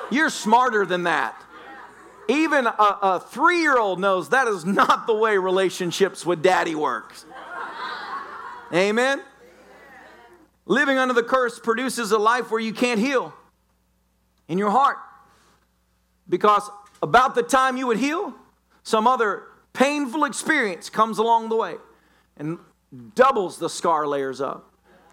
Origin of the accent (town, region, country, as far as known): the South, United States